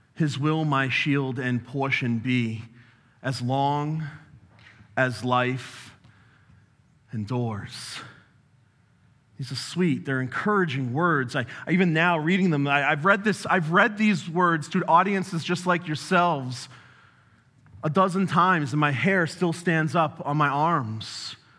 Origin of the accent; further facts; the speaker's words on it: New England, United States; I'm also from New England, if you haven't uh, noticed. And we talk real fast